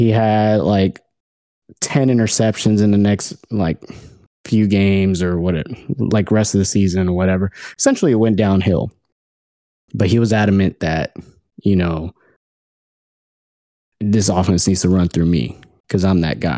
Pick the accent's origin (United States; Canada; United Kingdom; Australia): United States; Houston, Texas; we're from Houston